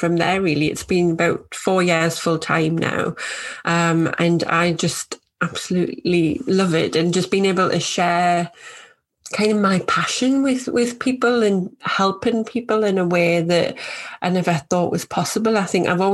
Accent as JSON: {"language": "English", "region": "North East England", "country": "United Kingdom", "moved": "as an adult", "lives_now": "Yorkshire, United Kingdom", "said": "I live in Yorkshire, although from my accent, you might be able to tell I'm from northeast of England."}